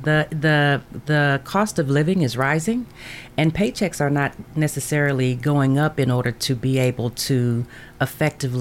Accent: Denver, Colorado, United States; also born or lived in Memphis, Tennessee; now in Murfreesboro, United States; I was born and raised in Denver, but I lived in Memphis for a while

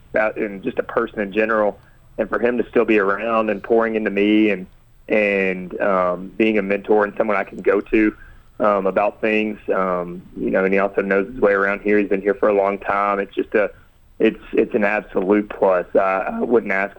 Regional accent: Huntsville, Alabama, United States; I grew up in Huntsville, Alabama

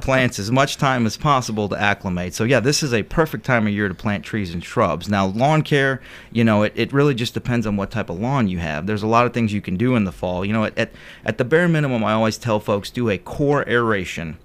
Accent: Cleveland, Ohio, United States; moved away; Originally, I'm from Cleveland, Ohio

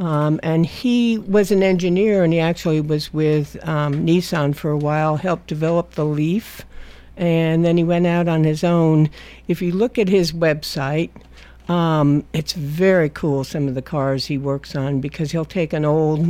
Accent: Westchester County, New York, United States; moved away as an adult; now in Tennessee, United States; I grew up right outside of New York City.

